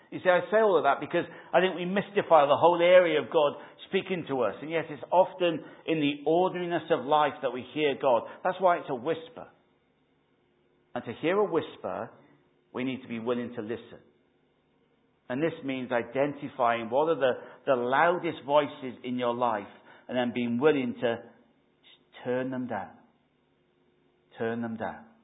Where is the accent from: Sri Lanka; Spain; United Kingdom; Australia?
United Kingdom; Wales; Or was it just we used to sing it in Wales? I used to sing it growing up in Christian Endeavour.